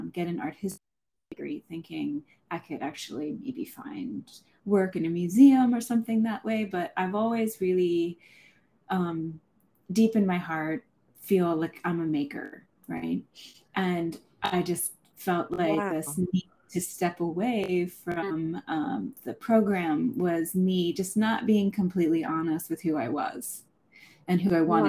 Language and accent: English; Somerset County, Pennsylvania, United States; now in Chicago, United States; I grew up in Pennsylvania